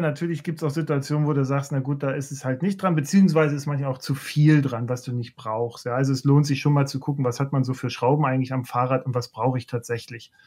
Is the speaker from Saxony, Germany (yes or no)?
yes; Leipzig, Saxony, Germany; ich komme ja aus der, aus der DDR, ich bin Leipziger